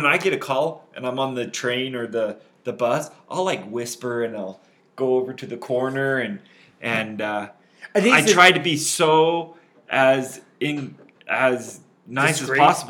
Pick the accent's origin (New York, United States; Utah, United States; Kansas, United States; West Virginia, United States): Utah, United States; I have grown up in Utah my whole life